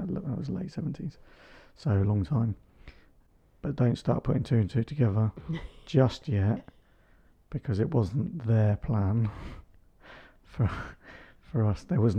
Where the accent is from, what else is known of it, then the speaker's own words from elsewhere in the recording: Makiyungu, Singida Region, Tanzania; born there; I was born in Tanzania, in Singida, a little village called Makiyungu, which had a Catholic hospital in it.